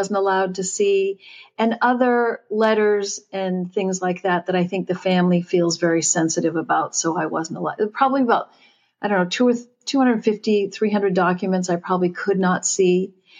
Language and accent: English; New England, United States; growing up in New England